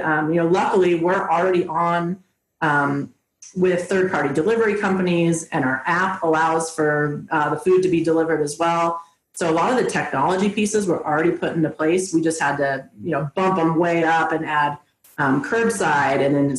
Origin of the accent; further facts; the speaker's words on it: San Francisco Bay Area, California, United States; now in Colorado, United States; Or no, I'm from San Francisco Bay Area originally.